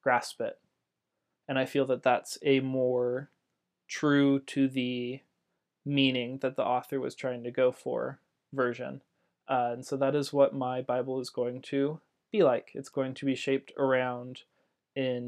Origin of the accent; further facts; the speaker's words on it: Central California, United States; I grew up in Central California